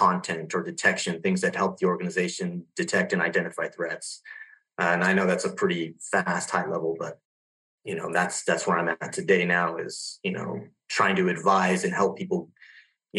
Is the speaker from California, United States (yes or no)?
yes; Southern California, United States; also born or lived in Los Angeles, California; grew up in Southern California, a small town. I was born in Los Angeles and raised there for about 7 years